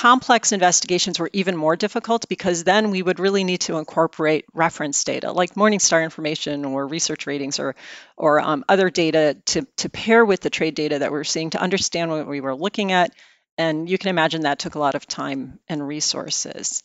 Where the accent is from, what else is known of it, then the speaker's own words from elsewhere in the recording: outside of Chicago, Illinois, United States; moved away; I am a Midwesterner, something many people don't know. I grew up outside of Chicago